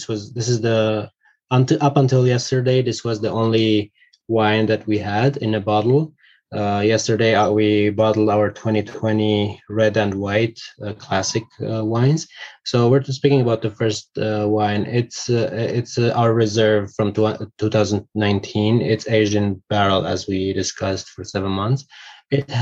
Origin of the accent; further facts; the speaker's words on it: Syria; now in Armenia; I was born in Syria. I returned to Armenia in 2006